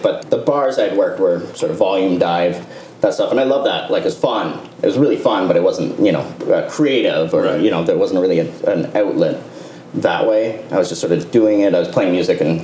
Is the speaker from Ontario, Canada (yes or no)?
yes; Kingston, Ontario, Canada; moved away; we're both from Kingston